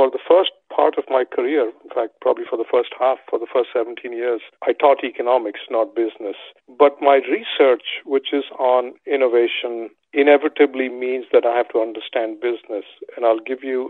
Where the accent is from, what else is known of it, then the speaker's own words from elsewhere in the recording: India; moved away; Growing up in India